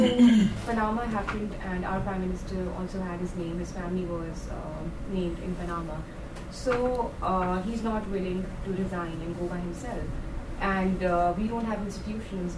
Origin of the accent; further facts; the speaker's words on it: Pakistan; I'm from Pakistan, and it's a developing country